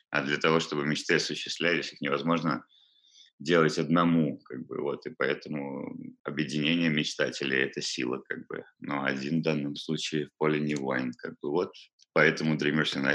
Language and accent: Russian; Balaklava, Crimea, Ukraine; Да, я родом отсюда. Родился в Балаклаве